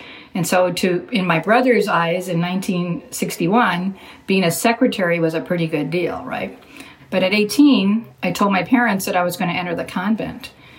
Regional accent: Corpus Christi, Texas, United States; now in San Antonio, United States; I'm podcasting from Corpus Christi, Texas, my hometown.

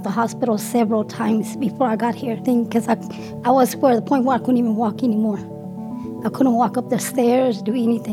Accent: Dallas, Texas, United States; I'm from Dallas, Texas.

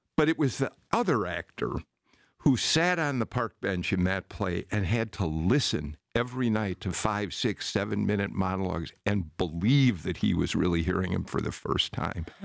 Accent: Chicago, Illinois, United States; moved away as an adult; a Chicagoan transplanted here, although many, many years ago now

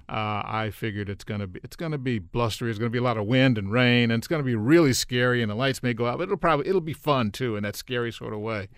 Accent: Los Angeles, California, United States; moved away as an adult; also born or lived in Miami; now in Maryland, United States; I grew up in L A, I grew up in South L

